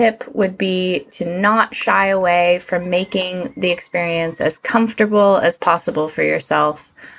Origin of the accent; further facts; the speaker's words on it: United States; now in United Kingdom; I'm an American living over in the UK.